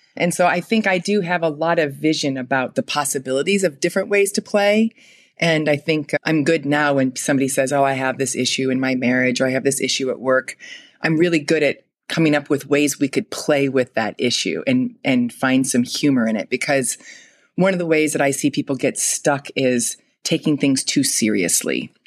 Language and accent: English; Fort Wayne, Indiana, United States; I grew up in Fort Wayne, Indiana